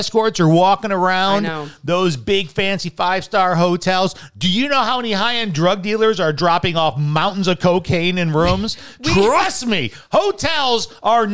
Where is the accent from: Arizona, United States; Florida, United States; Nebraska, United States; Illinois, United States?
Illinois, United States; Chicago; I'm from Chicago